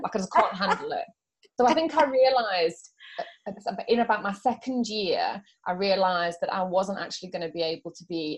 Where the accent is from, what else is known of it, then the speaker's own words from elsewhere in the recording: South Africa; also born or lived in Yorkshire; I was born in Yorkshire, but I grew up in South Africa.